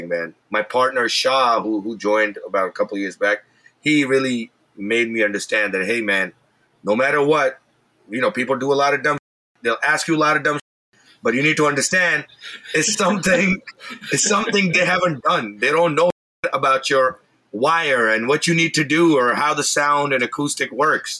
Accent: New York City, New York, United States; I grew up in Brooklyn

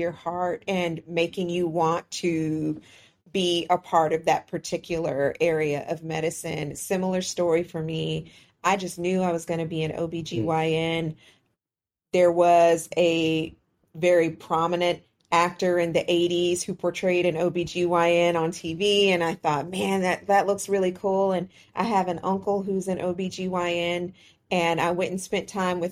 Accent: Houston, Texas, United States; where I'm from in Houston, we just say Rio Grande

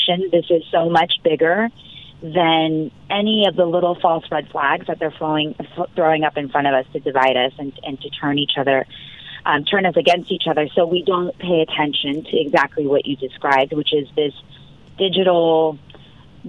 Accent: Orange County, California, United States; my hometown of Orange County

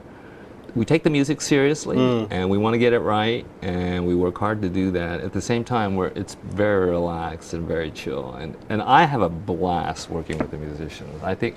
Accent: Texas, United States; also born or lived in Florida; I grew up in Texas

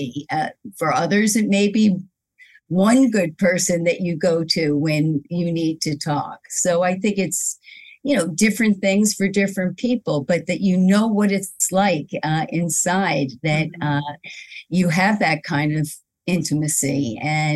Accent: Philadelphia, Pennsylvania, United States; moved away as an adult; now in New York, United States; I grew up in Philadelphia, and then I moved to New York 37 years ago

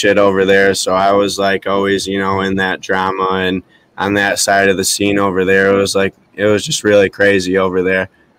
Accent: Lansing, Michigan, United States; So I was born and raised in Lansing. So I grew up there my whole life, living with my mom and dad and my brother. And well, we adopted two sisters too later in the run.

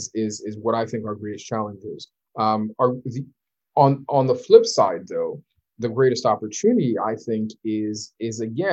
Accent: Nigeria; You'll find out that I'm Nigerian, because I'm always, you know, quoting Nigerian proverbs, and you'll know that I'm Muslim, you know.

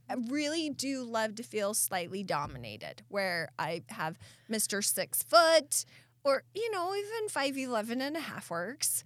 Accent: Southeast Idaho, United States; now in Meridian, United States; I grew up in Southeast Idaho where it's a constant blow

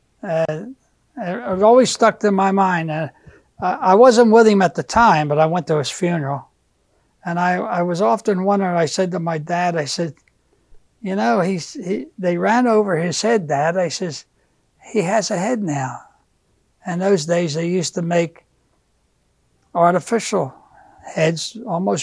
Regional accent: Philadelphia, Pennsylvania, United States; also born or lived in Bridgeport, Pennsylvania / Upper Merion Township, Pennsylvania; now in Upper Merion, United States; I was born and raised in Philadelphia at the Misericordia Hospital in West Philadelphia

